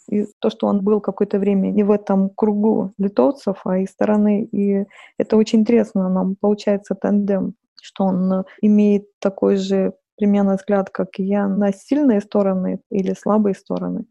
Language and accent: Russian; Lithuania; Russian is a second language; moved away as an adult; also born or lived in Saint Petersburg, Russia; я литовка, и хотя я долго жила в России, но, наверное, не идеально выучила русский язык